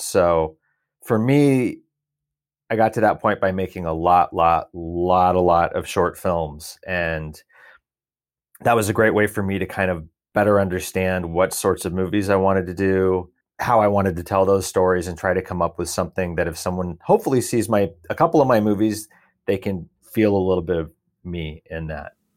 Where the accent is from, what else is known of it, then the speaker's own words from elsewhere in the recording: Portland, Oregon, United States; I grew up outside of Portland, Oregon, two acres across the street from a farm.